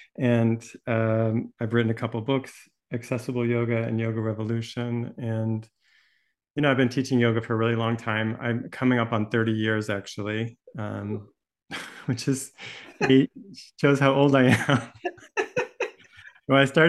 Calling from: Santa Barbara, California, United States; My pronouns are he and him, and I'm joining you from Chumash Land, which is Santa Barbara, California.

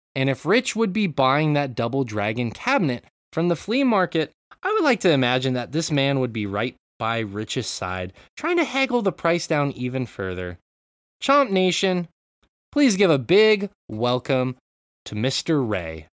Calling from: Japan; I'm calling in from Japan

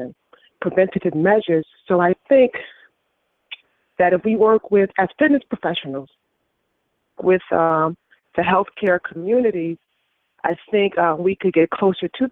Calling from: West Haven, Connecticut, United States; I'm calling from West Haven, Connecticut

